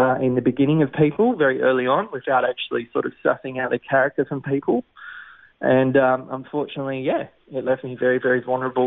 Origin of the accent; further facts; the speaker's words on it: Sydney, New South Wales, Australia; Born and raised in the Sutherland Shire